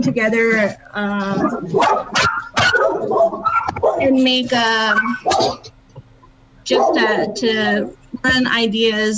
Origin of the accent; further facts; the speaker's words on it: Ignacio, Colorado, United States; we're from Ignacio, Colorado, Ute Mountain Ute, and born and raised in this area